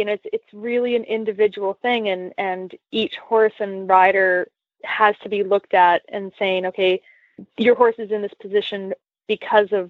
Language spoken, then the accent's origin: English; Canada; moved away; I grew up in Canada